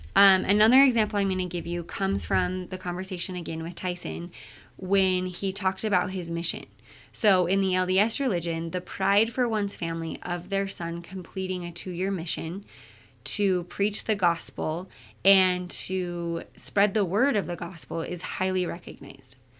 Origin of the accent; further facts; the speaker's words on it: Utah, United States; I'm from Utah.